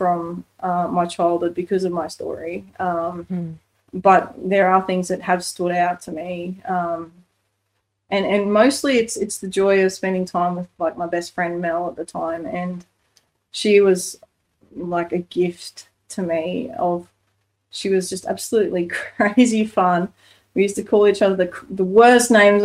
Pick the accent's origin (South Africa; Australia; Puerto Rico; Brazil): Australia; live as an Aussie bush kid